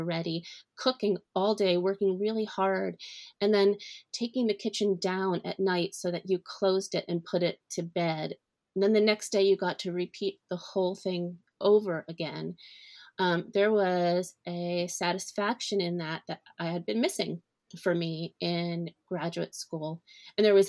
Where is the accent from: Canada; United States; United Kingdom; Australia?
United States; Philadelphia, Pennsylvania; now in Brooklyn, United States; I grew up outside of Philadelphia in the suburbs